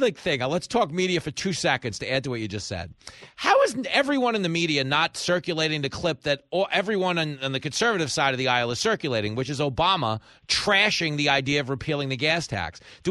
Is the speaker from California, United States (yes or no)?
no; Long Island, New York, United States; I grew up on Long Island, right?